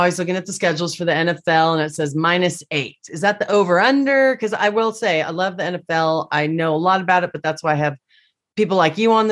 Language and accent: English; Washington, United States; I'm a Seahawks fan growing up in Washington State